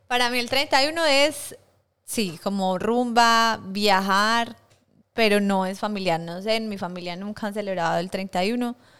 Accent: Colombia; moved away; somos muchas colombianas

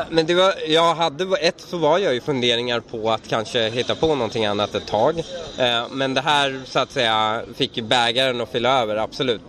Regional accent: Sweden; also born or lived in Iran; jag känner mig iransk, eh, svensk-iransk. Jag känner mig uppvuxen här som en invandrare

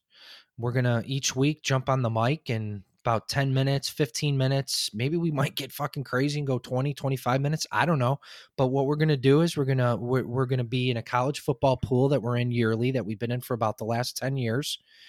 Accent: Chicago, Illinois, United States; now in Texas, United States; I live in Texas now. I'm originally from Chicago

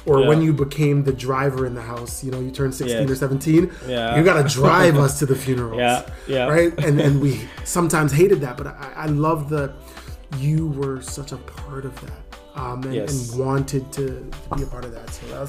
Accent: Ghana; English is a second language; no matter if you were being belittled at school for being Ghanaian, for not being able to speak English properly, there was a place once a year that you could go

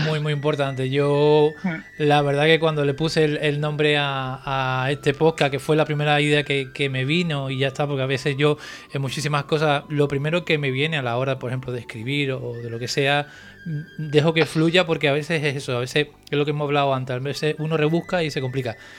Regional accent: Cádiz, Andalusia, Spain; now in Santa Cruz de Tenerife, Spain; yo soy andaluz, soy de Cádiz

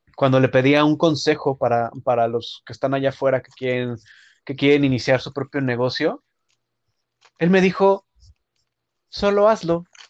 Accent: Mexico; moved away; como mexicanos

